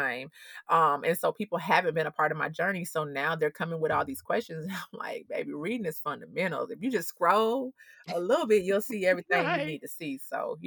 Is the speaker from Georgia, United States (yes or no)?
yes; Atlanta, Georgia, United States; I'm from Atlanta. You know what I'm saying? Like, I went to Avenue High School right there